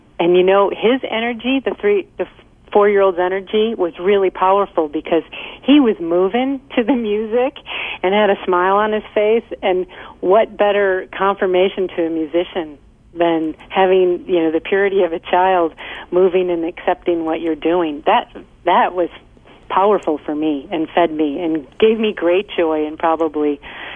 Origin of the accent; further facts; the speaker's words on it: Midwest, United States; also born or lived in Lake Michigan; now in Southern California, United States; I'm from the Midwest